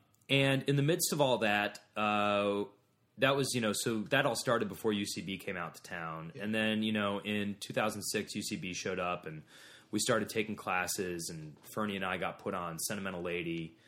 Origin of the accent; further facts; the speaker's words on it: Ohio, United States; I'm from Ohio.